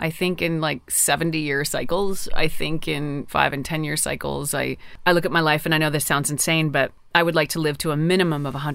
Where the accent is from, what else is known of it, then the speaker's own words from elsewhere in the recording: Newfoundland and Labrador, Canada; I was born in Labrador.